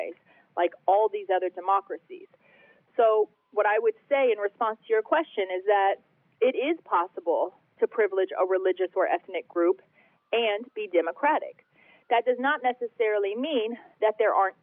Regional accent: United States; we as Americans

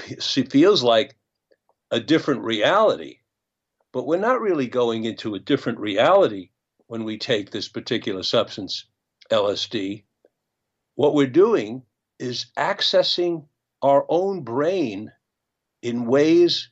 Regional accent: United States; as an American citizen

